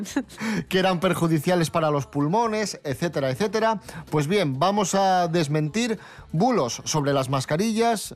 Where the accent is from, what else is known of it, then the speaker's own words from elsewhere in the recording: Asturias, Spain; la gente de mi tierra. Música asturiana